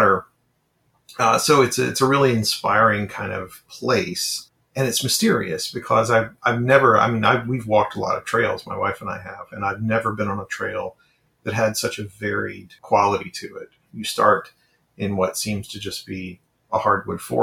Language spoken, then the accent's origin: English; Arkansas, United States; my home state of Arkansas, where I grew up